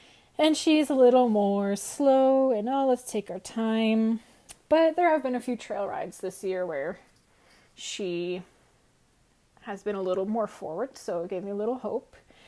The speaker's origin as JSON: {"language": "English", "region": "Eastern Iowa", "country": "United States", "said": "I'm from Eastern Iowa between Davenport and Iowa City, kind of in the nose of Iowa."}